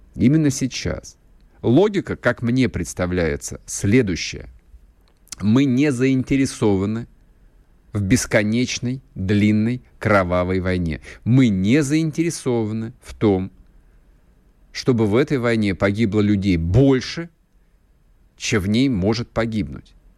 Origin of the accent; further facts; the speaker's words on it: Russia; мы же, мы же больше не европейская страна